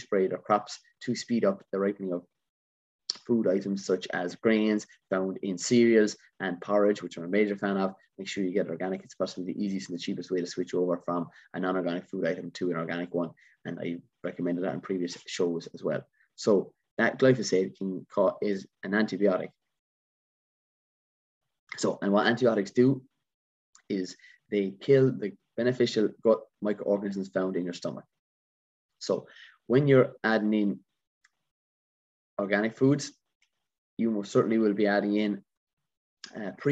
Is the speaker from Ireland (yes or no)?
yes; Ireland; being an Irishman